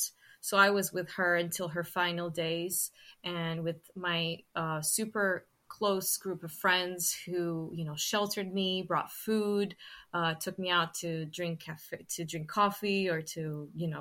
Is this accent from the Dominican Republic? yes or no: no; Sintra, Lisbon, Portugal; I've always lived in Sintra